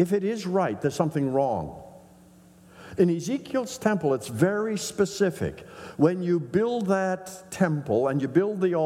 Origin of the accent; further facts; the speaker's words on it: northern Saskatchewan, Canada; growing up in the Mennonite Brethren Church in northern Saskatchewan